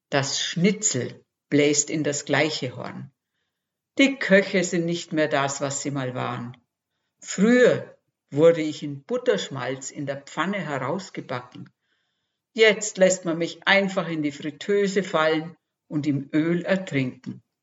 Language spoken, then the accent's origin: German; Austria; Geboren und aufgewachsen bin ich in Österreich. Nach einigen Bürojahren im In- und Ausland hat es mich der Liebe wegen nach Franken verschlagen.